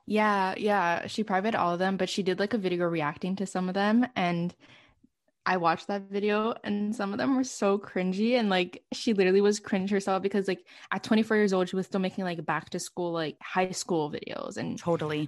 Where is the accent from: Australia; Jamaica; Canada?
Canada; Montreal, Quebec; born or raised there